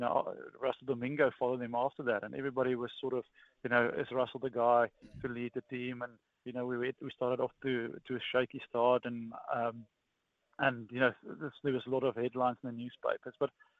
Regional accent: South Africa; As a South African, when you're born and when you grow up, you know, your dad, when you go to your first scan, he'll ask

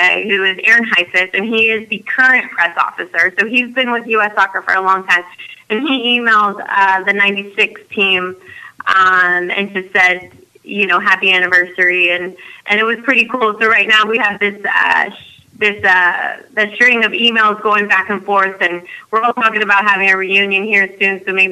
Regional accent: United States; being American, growing up

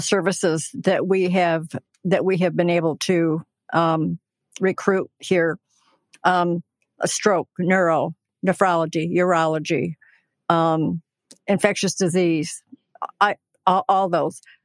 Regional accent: Hillsdale, Michigan, United States; I was born and raised in Hillsdale

